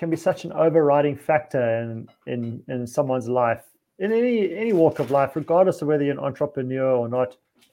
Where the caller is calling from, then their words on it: Szentendre, Pest, Hungary; coming to you from Szentendre in Hungary